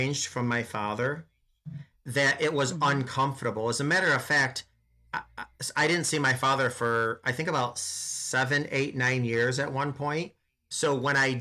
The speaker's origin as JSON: {"language": "English", "region": "upstate New York", "country": "United States", "said": "I'm from Cow Tipping Town, way upstate New York"}